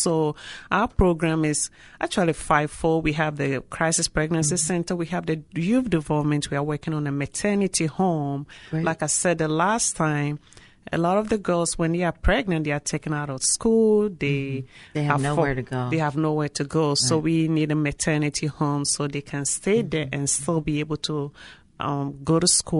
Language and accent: English; northern Ghana, Ghana; moved away as an adult; now in United States; I grew up in the northern part, and also I went to college in the south.